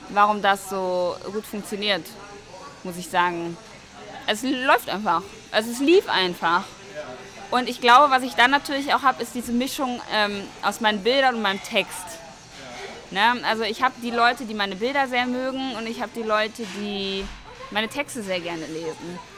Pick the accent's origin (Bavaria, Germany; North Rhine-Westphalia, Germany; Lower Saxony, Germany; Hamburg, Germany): North Rhine-Westphalia, Germany; Bonn; moved away as an adult; now in Cologne, Germany; Aus Bonn. Also Aus Bonn.